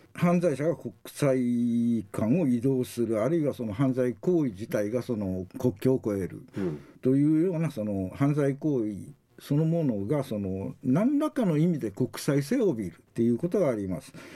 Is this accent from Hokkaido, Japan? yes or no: no; Wakayama, Japan; moved away as an adult; now in Okinawa, Japan; 和歌山県生まれでしてあの沖縄に来たのはその91年平成3年、はいでありまして今年でちょうど30年目になります